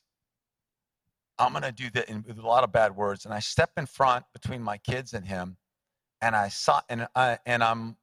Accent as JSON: {"language": "English", "country": "United States", "said": "I'm an American"}